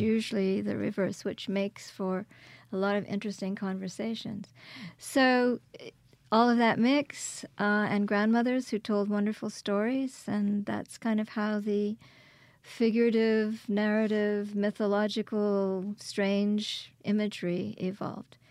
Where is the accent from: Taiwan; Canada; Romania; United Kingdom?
Canada; Quebec; also born or lived in Kingston, Ontario; now in Hattiesburg, United States; I was born in Kingston, Ontario, and raised in Quebec